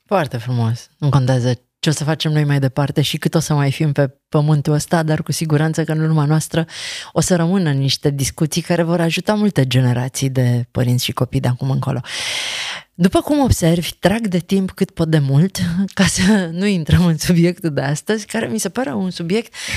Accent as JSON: {"language": "Romanian", "region": "Transylvania", "country": "Romania", "tie": "born or raised there", "said": "eu am crescut în Ardeal"}